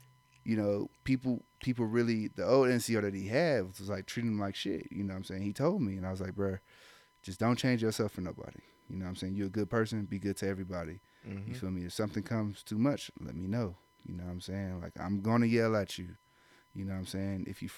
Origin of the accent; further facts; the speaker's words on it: Ohio, United States; I'm from Ohio